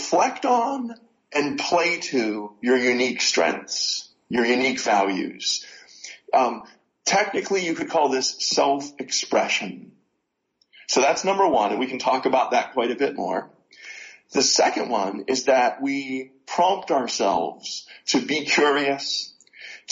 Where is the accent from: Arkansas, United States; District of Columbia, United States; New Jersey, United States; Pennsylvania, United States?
Pennsylvania, United States; Pittsburgh; Pittsburgh, Pennsylvania